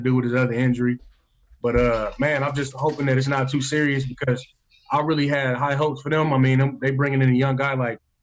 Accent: Flint, Michigan, United States; born and raised in Flint, Michigan

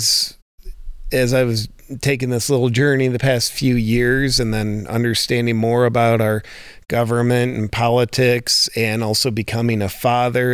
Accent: United States; as an American

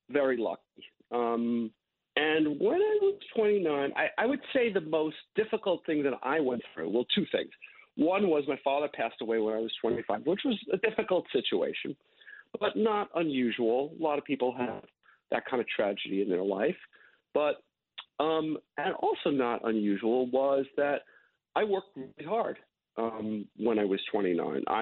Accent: New York, United States; I had a really um, very upbringing. I grew up

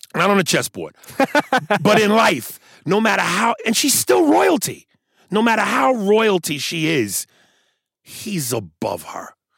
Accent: New York, United States; I'm from New York

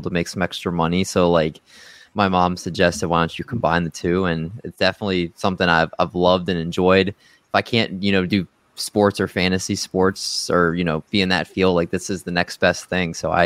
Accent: Maryland, United States; also born or lived in Silver Spring, Maryland / Olney, Maryland / Baltimore, Maryland; I was born in Silver Spring, Maryland, and lived there till I was in sixth grade. And then my parents split and I moved to Olney, Maryland

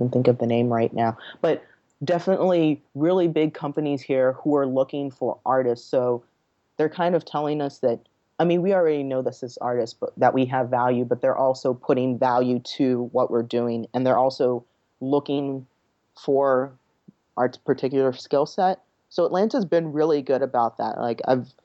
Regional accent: Nigeria; now in United States; I'm from Nigeria. I was born there.

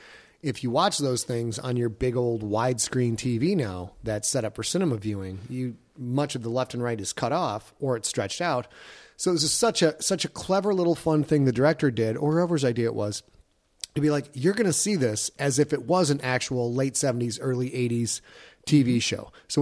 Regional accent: Midwest, United States; I'm from the Midwest and I beg to differ.

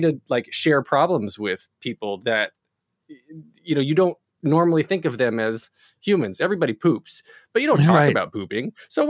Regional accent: North Carolina, United States; So I grew up in North Carolina, was always doing chorus, singing, acting, dancing as much as I could.

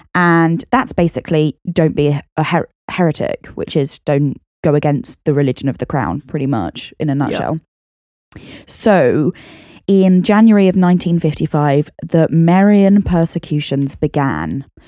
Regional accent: United Kingdom; I am British.

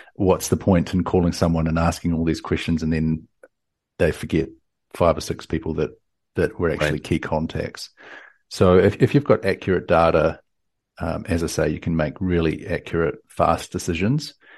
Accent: New Zealand; now in Austin, United States; I'm from New Zealand, down from the deep south, uh, but currently in Austin, Texas.

